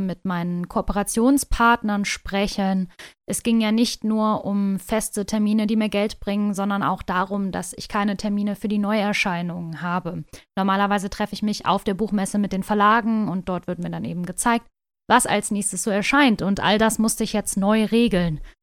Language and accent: German; North Rhine-Westphalia, Germany; Ich komme aus Nordrhein-Westfalen